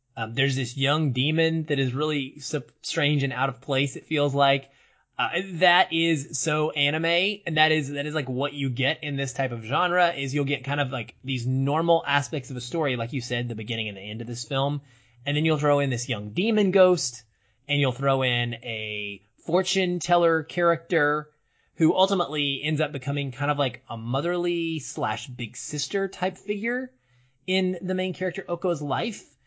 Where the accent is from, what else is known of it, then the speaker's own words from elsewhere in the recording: Arkansas, United States; growing up in Arkansas, in some of the smaller towns I lived in when I was really young